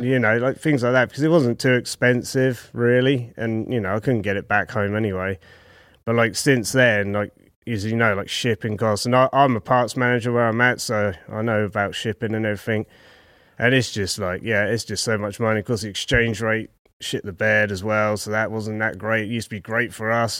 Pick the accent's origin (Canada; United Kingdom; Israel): United Kingdom; Southampton, South East England; Southampton, right down south in the middle of England